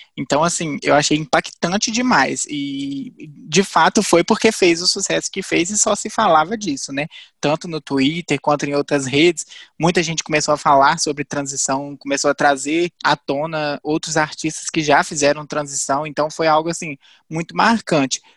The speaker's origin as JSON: {"language": "Portuguese", "town": "Viçosa", "region": "Minas Gerais", "country": "Brazil", "tie": "born or raised there", "said": "eu moro em Viçosa, nasci aqui"}